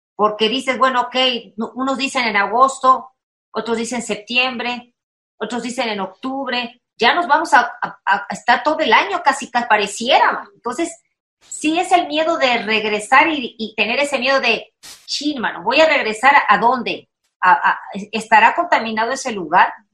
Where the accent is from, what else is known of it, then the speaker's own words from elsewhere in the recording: Veracruz, Mexico; Veracruz, mana, soy jarocha